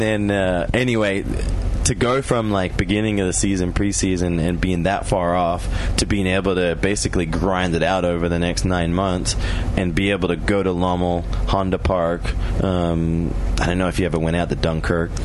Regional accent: Australia; moved away as an adult; also born or lived in Europe; now in United States; as a child, I was an Australian, and in my adult life, that I know it, I'm an American.

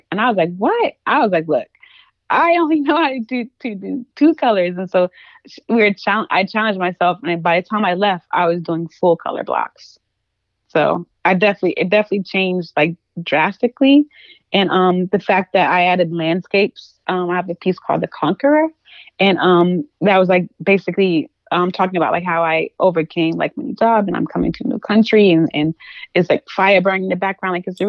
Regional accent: the South, United States; Like, of course I grew up in the South, so I know what nature is like, but like I wasn't walking to the grocery store.

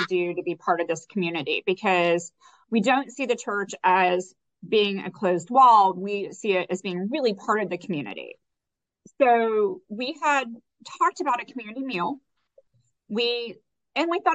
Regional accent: Texas, United States; moved away as an adult; now in New Orleans, United States; my family is from Mexico, but I've lived in Texas for all my life

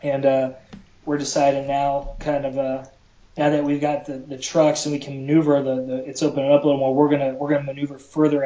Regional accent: Michigan, United States; I'm from Michigan

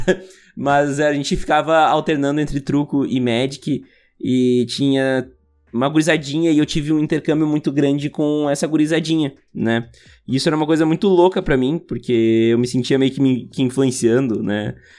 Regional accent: Montenegro, Rio Grande do Sul, Brazil; E a gente cresceu ouvindo aqui em Montenegro

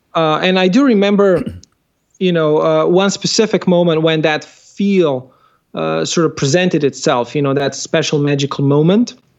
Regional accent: Slovenia; I come from Slovenia

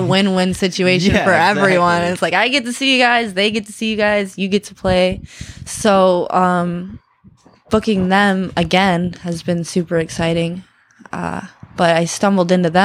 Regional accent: Detroit, Michigan, United States; I'm from Detroit, the area

